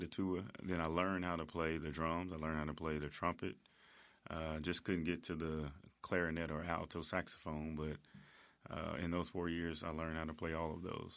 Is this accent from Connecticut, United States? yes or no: no; Memphis, Tennessee, United States; I'm originally from Whitehaven